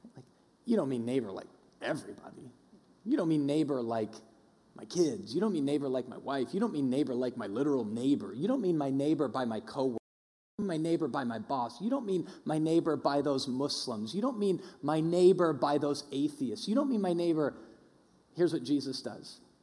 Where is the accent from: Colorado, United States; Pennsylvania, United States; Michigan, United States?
Colorado, United States; Denver; I grew up in Denver